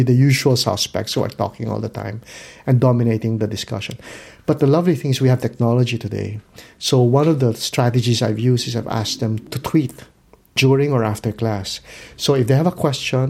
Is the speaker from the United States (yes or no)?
no; Philippines; I come from the Philippines.